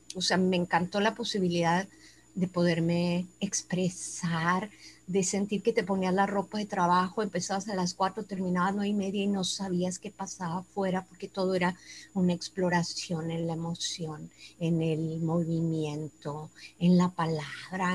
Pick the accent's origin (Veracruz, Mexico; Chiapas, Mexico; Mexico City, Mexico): Chiapas, Mexico; Tuxtla Gutiérrez; moved away as an adult; now in Monterrey, Mexico; Yo soy nacida aquí en Monterrey, pero desde los ocho años me fui a vivir a Tuxtla Gutiérrez, Chiapas